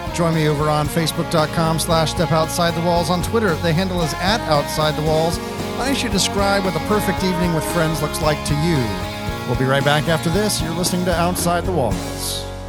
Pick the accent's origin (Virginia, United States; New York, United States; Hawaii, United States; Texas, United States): Texas, United States; Bedford; moved away; I grew up in Bedford, which is right in the middle.